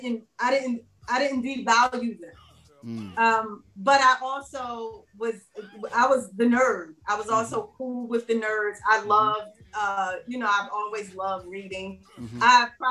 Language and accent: English; Philadelphia, Pennsylvania, United States; The neighborhood that I love so dearly that I grew up around